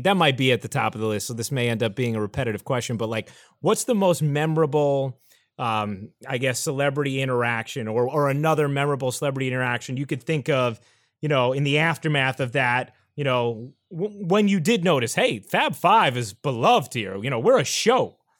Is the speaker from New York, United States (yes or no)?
yes; New York, United States; I grew up in New York